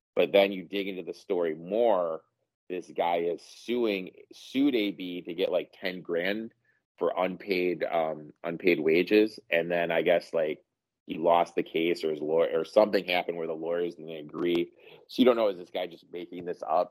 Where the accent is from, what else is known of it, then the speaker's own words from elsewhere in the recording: Mount Pleasant, Michigan, United States; I grew up in Mount Pleasant